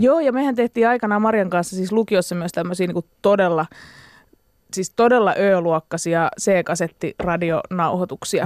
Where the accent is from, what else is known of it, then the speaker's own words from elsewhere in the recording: Espoo, Uusimaa, Finland; mähän on niinku Espoon getosta, niin. eli Laaksolahdesta.